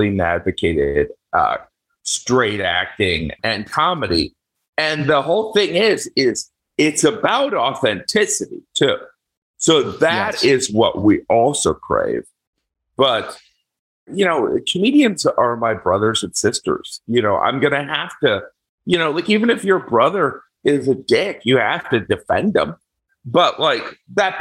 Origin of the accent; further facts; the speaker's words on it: Indiana, United States; moved away; me growing up in Indiana